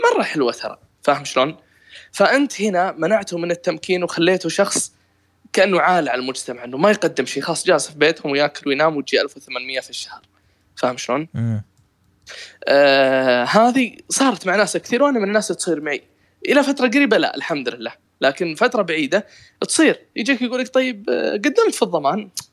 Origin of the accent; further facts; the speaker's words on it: Riyadh, Riyadh Province, Saudi Arabia; خريص عندنا في الرياض